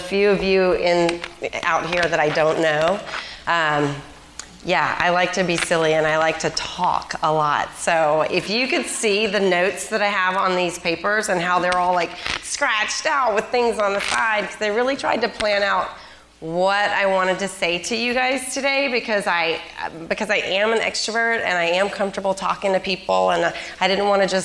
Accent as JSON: {"language": "English", "region": "Mississippi", "country": "United States", "said": "I'm from Mississippi"}